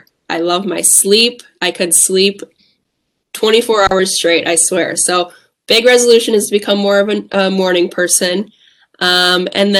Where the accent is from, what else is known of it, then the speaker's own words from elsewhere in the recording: Whitewater, Wisconsin, United States; I grew up in Whitewater